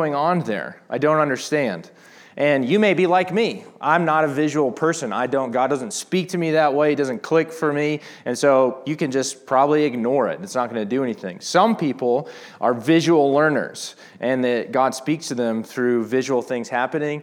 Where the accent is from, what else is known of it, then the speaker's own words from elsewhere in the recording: Atlanta, Georgia, United States; moved away; I grew up going to Passion because I was from Atlanta